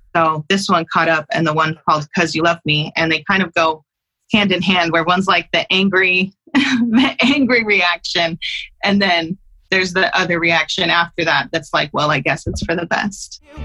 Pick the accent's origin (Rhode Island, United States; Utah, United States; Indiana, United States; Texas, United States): Utah, United States; I was living in my hometown in Utah